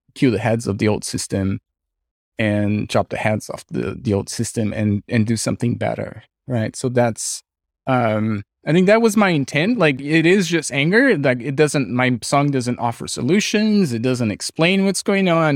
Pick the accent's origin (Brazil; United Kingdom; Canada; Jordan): Brazil; now in California, United States; I'm from Brazil. We had a military dictatorship when I was growing up